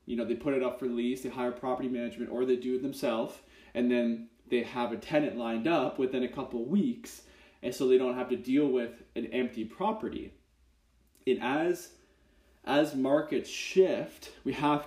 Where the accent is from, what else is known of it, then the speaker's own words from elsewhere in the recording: Kitchener-Waterloo, Ontario, Canada; I'm from Kitchener-Waterloo, Canada